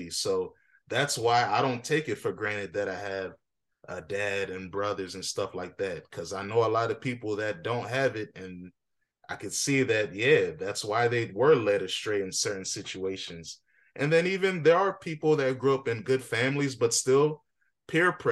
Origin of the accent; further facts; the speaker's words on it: Alexandria, United States; But me, I didn't grow up in that community. I'm from Alexandria